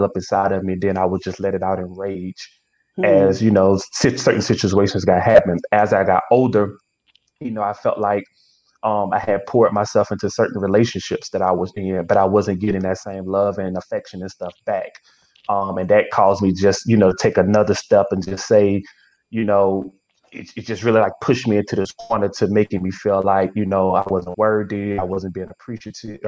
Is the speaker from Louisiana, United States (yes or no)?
yes; Springfield, Louisiana, United States; now in Prairieville, United States; Born and raised in Springfield. Went to school there my whole life.